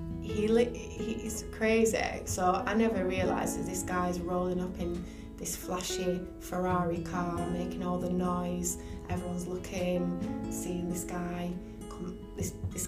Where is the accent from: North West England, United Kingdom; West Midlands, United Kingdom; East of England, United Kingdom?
North West England, United Kingdom; Bolton; my hometown of Bolton